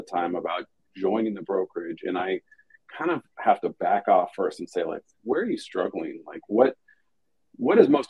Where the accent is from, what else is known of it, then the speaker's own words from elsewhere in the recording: Hermosa Beach, California, United States; moved away as an adult; now in San Diego, United States; I grew up at the beach in Hermosa in the LA area, Hermosa Beach